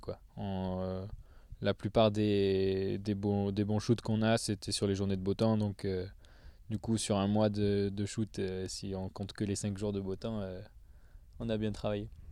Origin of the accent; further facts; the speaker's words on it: south of France, France; je viens du sud de la France